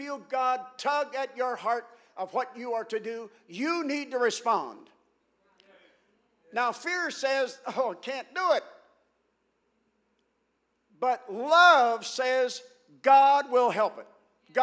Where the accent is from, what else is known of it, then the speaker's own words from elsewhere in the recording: Ohio, United States; now in St. Louis, United States; I'm originally from Ohio, although I've lived in St. Louis many years